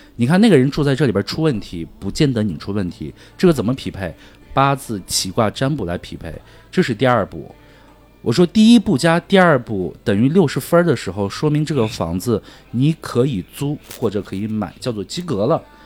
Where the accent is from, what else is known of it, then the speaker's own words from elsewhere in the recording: Tibetan areas, China; 我从小不是在藏区长大